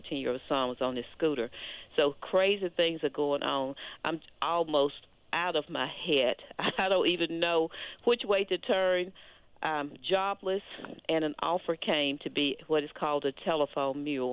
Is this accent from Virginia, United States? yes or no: no; Olive Branch, Mississippi, United States; moved away as an adult; also born or lived in Memphis, Tennessee; I grew up at, in Olive Branch, Mississippi